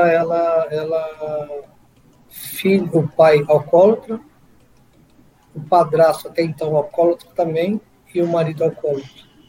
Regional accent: Guaratinguetá, São Paulo, Brazil; moved away as an adult; now in São José dos Campos, Brazil; Nascido e criado em Guaratinguetá, já fazem quase aí 30 anos que eu estou na região de São José dos Campos

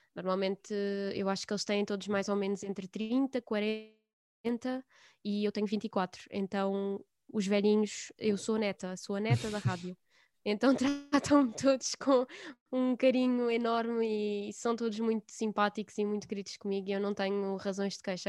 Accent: Alentejo, Portugal; no local onde eu estou, onde eu vivo agora e onde nasci e onde cresci

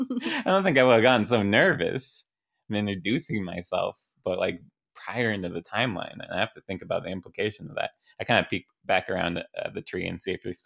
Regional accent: Washington, United States; Like I always say Seattle.

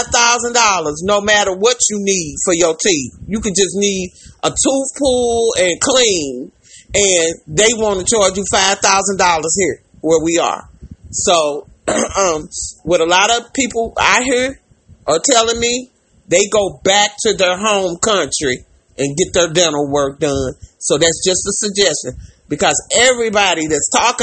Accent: St. Louis, Missouri, United States; we're from St. Louis

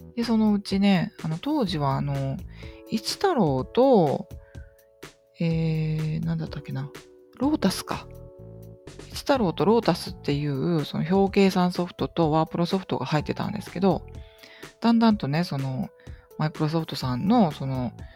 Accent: Tsuda, Kagawa, Japan; 私の出 身地は香川県の東の方にある津田町っていうとこ

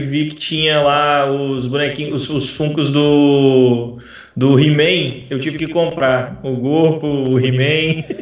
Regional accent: Vila Velha, Espírito Santo, Brazil; moved away as an adult; now in Porto, Portugal; de Vila Velha e Vitória, que é de onde eu vim no Espírito Sério, Santo

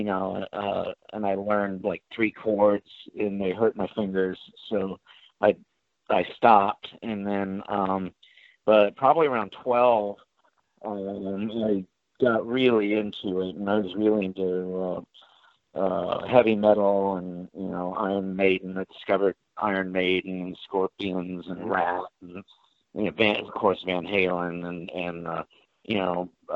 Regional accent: the Valley, California, United States; also born or lived in New York; I was born in New York, came out to California when I was four, I was 19, probably 1974. So I've been, you know, a Valley kid since 74

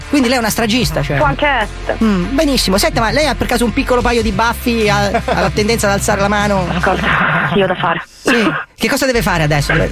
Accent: Rome, Lazio, Italy; Io personalmente sono romano.

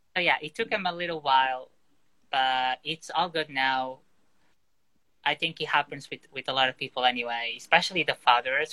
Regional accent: Porto, Norte, Portugal; moved away as an adult; now in London, United Kingdom; I was born in Portugal in uh, Porto, just like the northeast of the country and I eventually I moved to London in 2017.

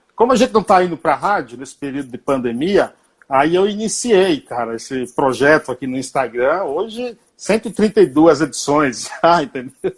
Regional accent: Bahia, Brazil; eu sou baiano

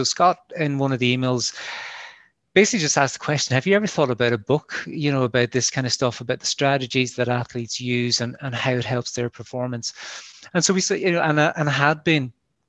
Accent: Munster, Ireland; now in Northern Ireland; I'm from Kerry, you mightn't guess it from the accent, but I'm from Kerry originally. But I've been living and working in Ulster for quite a while now.

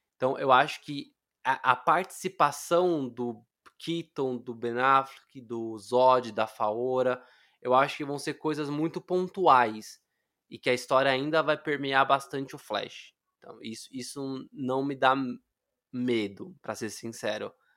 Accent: Brazil; como eu sou latino, eu não sei se vocês sabem, mas brasileiro é latino, tá?

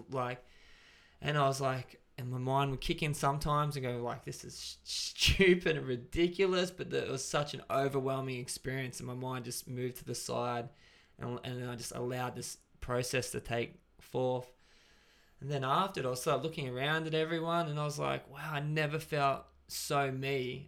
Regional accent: Gold Coast, Queensland, Australia; now in Brisbane, Australia; I was from the Gold Coast.

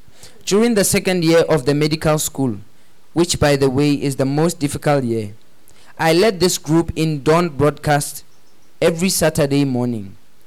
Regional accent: Accra, Greater Accra, Ghana; I had a group of friends I grew up with in Accra. A sort of elitistic company made up of the children of foreigners and other...

